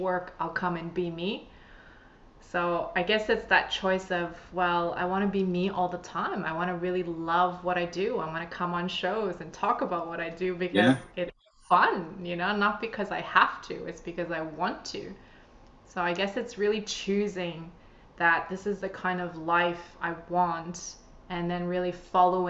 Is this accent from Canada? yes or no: yes; Canada; moved away as an adult; now in Sydney, Australia; I'm originally from Canada.